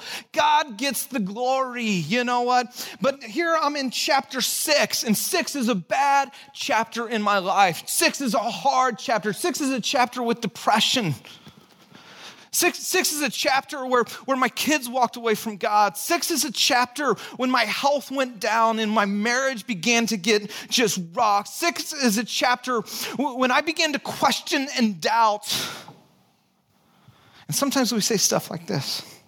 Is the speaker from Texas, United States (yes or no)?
yes; Texas, United States; born there; also born or lived in Santa Cruz / Chicago; Mine, I was born in Texas. That's why I have a funky accent.